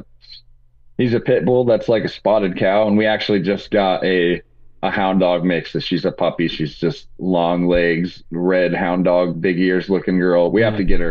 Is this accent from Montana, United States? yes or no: no; Indiana, United States; now in Colorado Springs, United States; I was from Indiana.